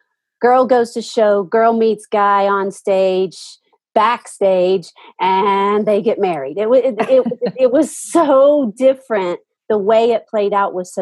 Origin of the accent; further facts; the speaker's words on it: Nashville, Tennessee, United States; I grew up in Nashville